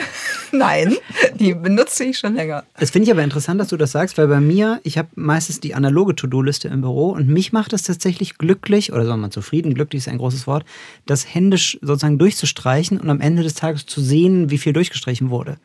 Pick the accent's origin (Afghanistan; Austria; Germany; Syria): Germany; Cologne, North Rhine-Westphalia; in Köln unterwegs, kleine äh, Anspielung an meine Heimatstadt